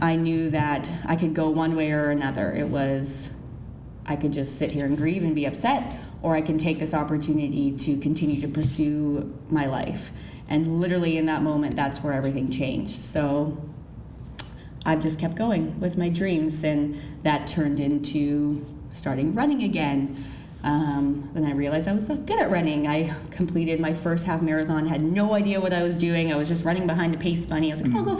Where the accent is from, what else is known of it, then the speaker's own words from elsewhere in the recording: Kelowna, British Columbia, Canada; moved away as an adult; now in Ottawa, Canada; I am actually from Kelowna, BC. I moved out to Ottawa 2 years ago